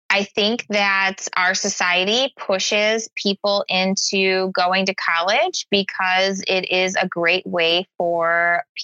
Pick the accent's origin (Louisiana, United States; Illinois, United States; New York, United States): Illinois, United States; Chicago; Chicago, I, born and raised.